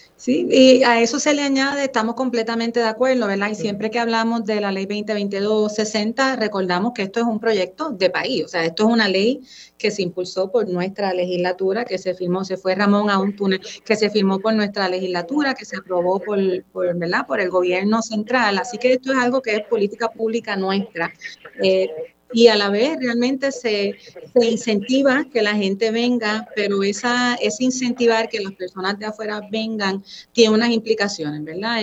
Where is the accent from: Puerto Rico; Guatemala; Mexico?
Puerto Rico; yo salí de Puerto Rico, yo estuve fuera